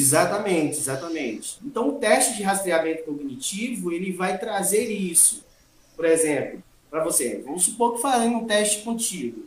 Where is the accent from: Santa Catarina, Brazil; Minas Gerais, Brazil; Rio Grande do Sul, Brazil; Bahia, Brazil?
Bahia, Brazil; Itaém; moved away as an adult; also born or lived in Espírito Santo / São Paulo; now in Itaquaquecetuba, Brazil; eu sou baiano, sou natural de Itaém, Bahia, região uhum. do extremo sul da Bahia